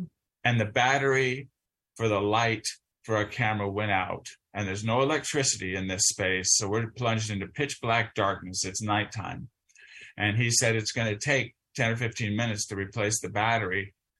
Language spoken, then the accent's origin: English; Southern California, United States; I grew up in Southern California. Pretty troubled times in terms of race relations in Southern California. I was in junior high school during the Watts riots.